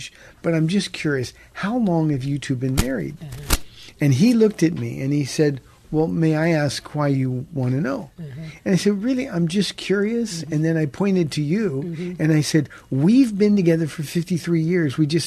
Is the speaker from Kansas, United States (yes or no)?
no; Pomona, California, United States; moved away as an adult; now in San Antonio, United States; we've been here almost 28 years, but we came from Southern California. And he said, where? And I said, Pomona.